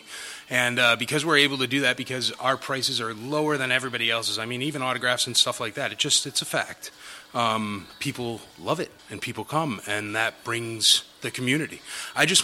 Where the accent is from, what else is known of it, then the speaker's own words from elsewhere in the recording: Nashville, Tennessee, United States; I'm from Nashville and I love Nashville